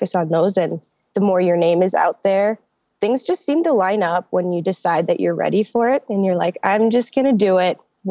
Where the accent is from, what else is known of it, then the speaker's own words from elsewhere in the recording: Minneapolis, Minnesota, United States; I'm from Minneapolis